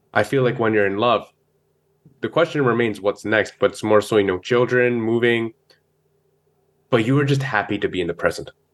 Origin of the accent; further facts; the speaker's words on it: Brampton, Ontario, Canada; also born or lived in Ludhiana, Punjab, India / Carbondale, Illinois, United States; So I grew up in Brampton